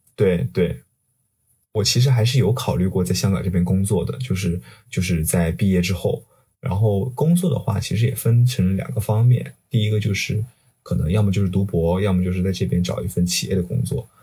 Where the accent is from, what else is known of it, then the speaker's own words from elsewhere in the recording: southern China, China; moved away as an adult; also born or lived in Guizhou / Shenzhen; now in Hong Kong; 我是南方人